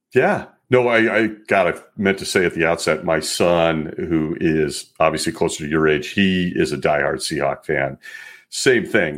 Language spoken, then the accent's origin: English; Los Angeles, California, United States; now in Pacific Northwest, United States; I was born in Los Angeles